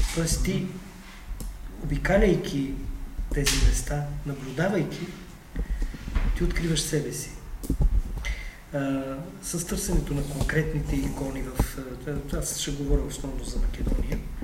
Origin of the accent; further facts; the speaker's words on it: Bulgaria; аз съм българин